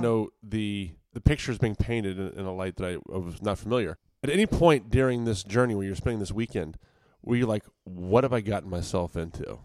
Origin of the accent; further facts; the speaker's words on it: Virginia, United States; I'm from Virginia